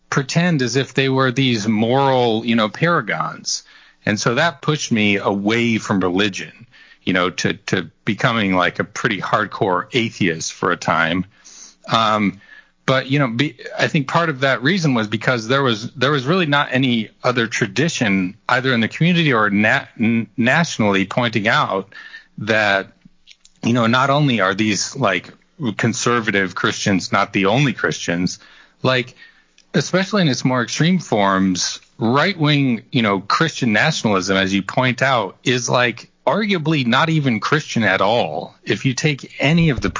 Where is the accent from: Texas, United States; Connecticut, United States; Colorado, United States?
Colorado, United States; rural; when I was in high school in rural Colorado